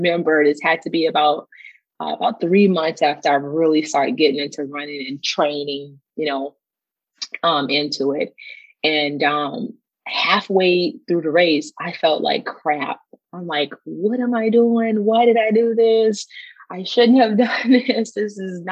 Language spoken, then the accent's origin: English; New Orleans, Louisiana, United States; also born or lived in Dallas-Fort Worth area / Kansas City area; now in Dallas-Fort Worth, United States; I'm originally from New Orleans